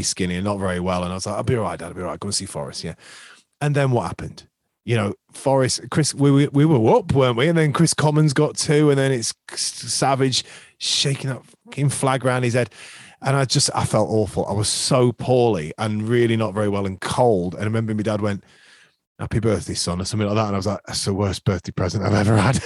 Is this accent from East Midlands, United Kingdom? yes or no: yes; Skegness, East Midlands, United Kingdom; growing up in Skeg, everyone supported bloody Liverpool